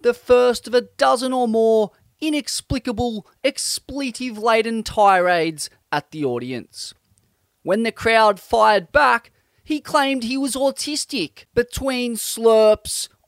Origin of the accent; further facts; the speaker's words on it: Australia; growing up in Australia